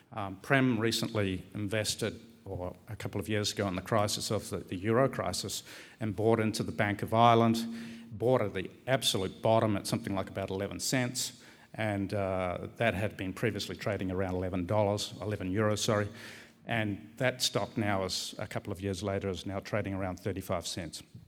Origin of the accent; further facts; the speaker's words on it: New Zealand; moved away as an adult; also born or lived in Australia; now in Barcelona, Spain; I'm from New Zealand, but I arrived in Australia in eighty-eight